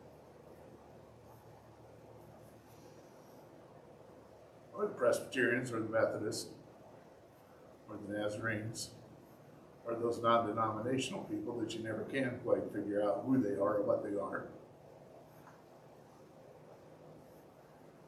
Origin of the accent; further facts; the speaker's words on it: United States; I'm an American.